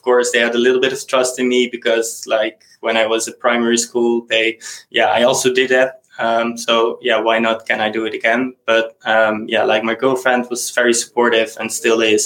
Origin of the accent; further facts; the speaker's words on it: Netherlands; first language Dutch; English is a second language; I'm from the Netherlands, so I'm a native Dutch speaker, and I also speak a little bit of German.